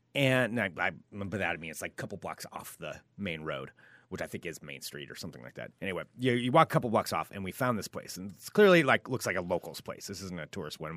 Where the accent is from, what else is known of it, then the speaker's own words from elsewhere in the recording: Portland, Oregon, United States; most of us from Portland